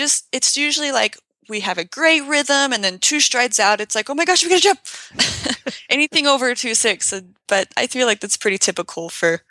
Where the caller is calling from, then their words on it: Logan, Utah, United States; I'm in Logan, Utah, so that's very northern Utah, just kind of close to the border of Idaho and Utah.